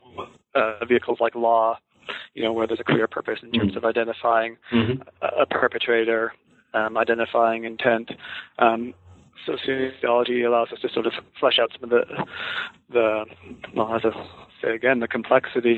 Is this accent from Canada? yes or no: yes; Vancouver Island, British Columbia, Canada; I grew up on Vancouver Island, which is in the west coast of Canada